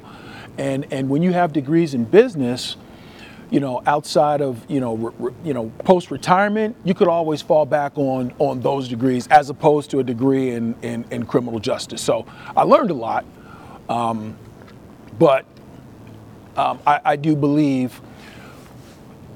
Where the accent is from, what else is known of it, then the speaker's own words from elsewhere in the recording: Trenton, New Jersey, United States; moved away as an adult; now in Las Vegas, United States; I'm born and raised in Trenton, New Jersey. I left New Jersey in 87